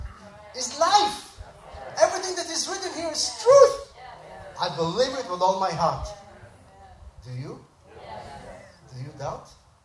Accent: Tel Aviv, Tel Aviv District, Israel; moved away as an adult; now in United States; I was born and raised in Israel, and when I finished my duty to my country, I was in the Israeli Air Force for 4 years

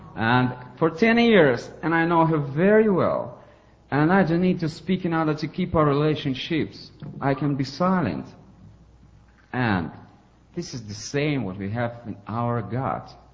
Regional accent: Ukraine; English is a second language; now in St. Petersburg, Russia; I'm from Ukraine originally. I was born there, but now I re- live in Russia, St. Petersburg.

